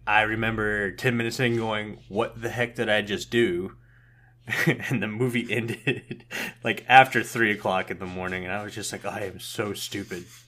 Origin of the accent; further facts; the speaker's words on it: Tampa, Florida, United States; moved away; I was born and raised in Tampa, Florida